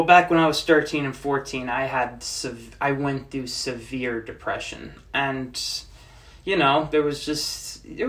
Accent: Secaucus, New Jersey, United States; I'm from Secaucus

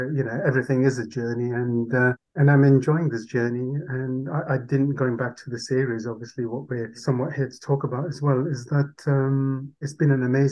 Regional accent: Leeds, Yorkshire and the Humber, United Kingdom; first language Urdu; English is a second language; also born or lived in Karachi, Pakistan; I grew up in Leeds pretty much in Yorkshire.

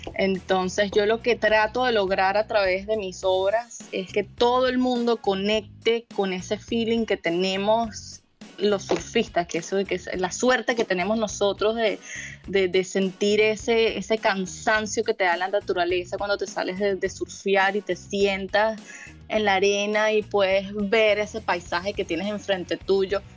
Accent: Caracas, Capital District, Venezuela; also born or lived in La Guaira / Florida / Miami; now in California, United States; yo vengo de Caracas y de La Guaira y de la montaña y del río y de la playa

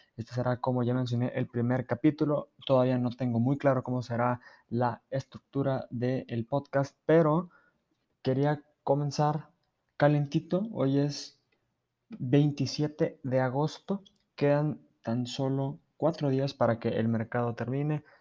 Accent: Mexico; todos como mexicanos

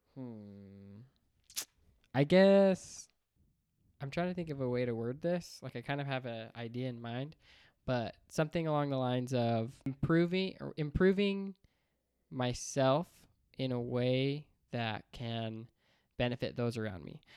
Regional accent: Layton, Utah, United States; also born or lived in Bountiful, Utah / Seattle; then we moved back to Utah in Layton. Um, and then that's, you know, went to school, elementary, junior high, high school

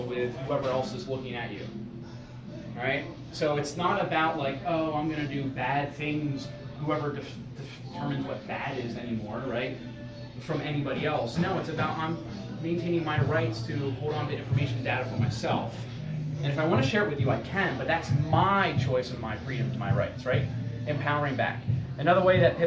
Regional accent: King of Prussia, Pennsylvania, United States; I grew up in King of Prussia.

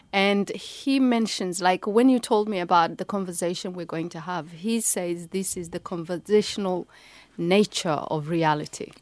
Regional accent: Kenya; moved away; also born or lived in Somalia; I live, I grew up in Kenya

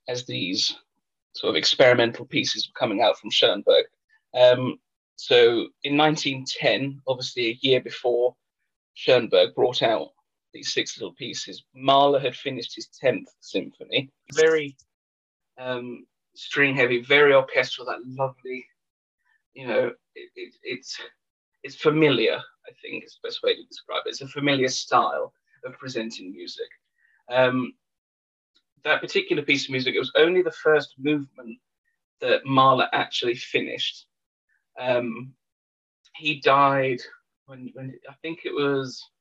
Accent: England, United Kingdom; I'm English

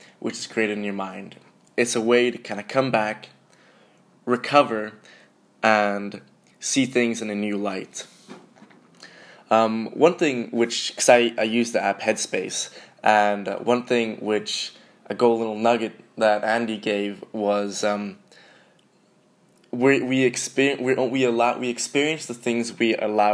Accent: Sweden; moved away as an adult; also born or lived in Glasgow, Scotland; now in London, United Kingdom; I'm from Sweden.

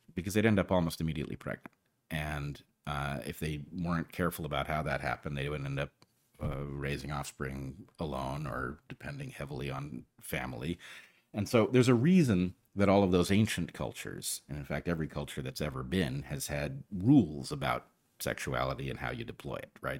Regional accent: United States; as an American

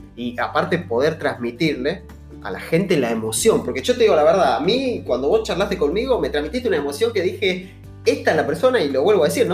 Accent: Argentina; nosotros somos argentinos, estamos en Argentina

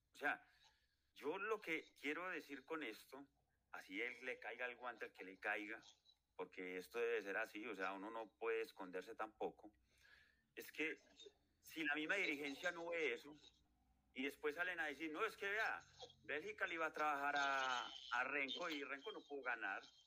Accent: Colombia; yo soy colombiano, pago impuestos

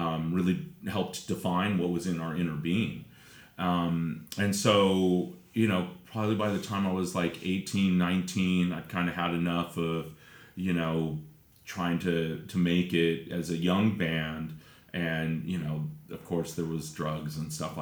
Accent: Redondo Beach, California, United States; I was born in Redondo Beach

